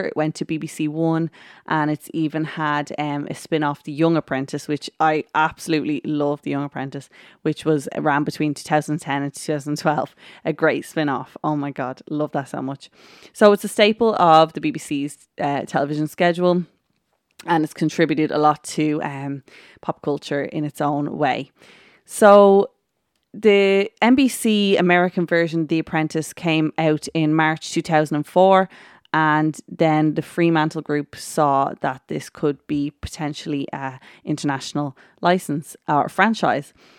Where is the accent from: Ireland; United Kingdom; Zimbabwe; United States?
Ireland; I am Irish